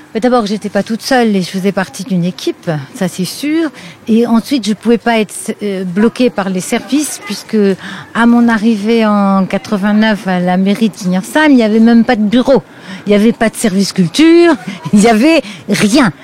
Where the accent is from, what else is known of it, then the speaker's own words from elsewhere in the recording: Lorraine, Grand Est, France; moved away as an adult; also born or lived in Mulhouse area, Alsace; now in Mulhouse, France; je suis Lorraine. Une Lorraine qui s'est retrouvée euh, euh, sur l'agglomération mulhousienne par les hasards d'une mutation de son mari.